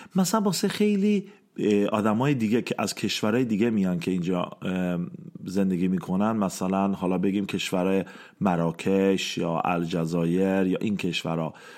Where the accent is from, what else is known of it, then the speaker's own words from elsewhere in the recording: Iran; ما ایرانی ها